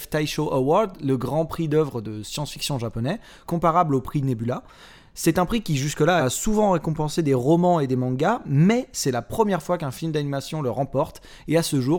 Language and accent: French; France; chez nous en France